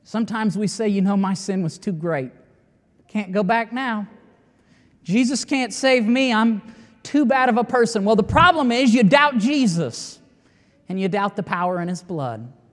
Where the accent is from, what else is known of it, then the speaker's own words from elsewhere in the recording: United States; I'm an American as well